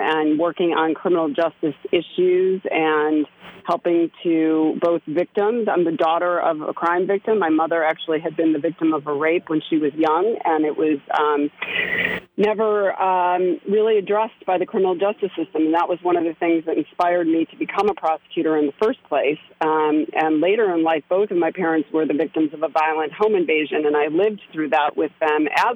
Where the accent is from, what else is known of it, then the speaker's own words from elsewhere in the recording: Chicago, Illinois, United States; moved away as an adult; also born or lived in New York City, United States; now in Westchester, United States; I grew up in Chicago